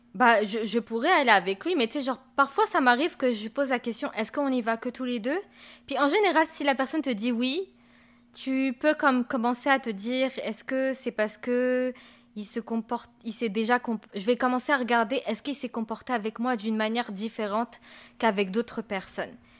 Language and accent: French; France; now in Quebec, Canada; moi j'ai grandi en France et je suis née là-bas